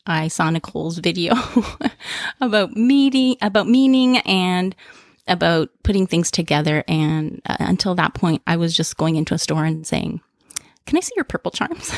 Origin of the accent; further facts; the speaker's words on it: Toronto, Ontario, Canada; I'm from Toronto, Canada